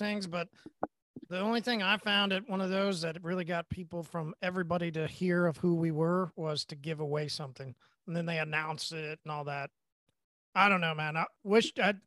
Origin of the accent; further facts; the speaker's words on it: Oklahoma, United States; I'm from Oklahoma